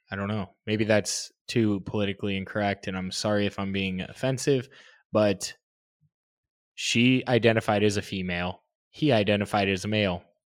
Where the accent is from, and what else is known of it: United States